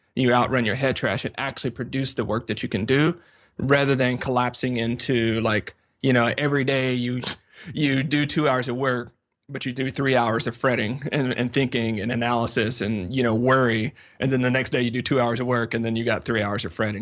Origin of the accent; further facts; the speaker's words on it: the South, United States; I'm from the South